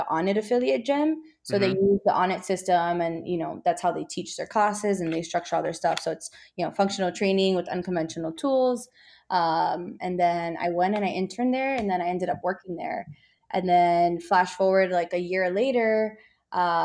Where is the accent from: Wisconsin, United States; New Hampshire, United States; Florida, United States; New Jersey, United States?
Florida, United States; Miami; moved away as an adult; also born or lived in Orlando; now in Texas, United States; I'm from Florida, so I'm from Miami.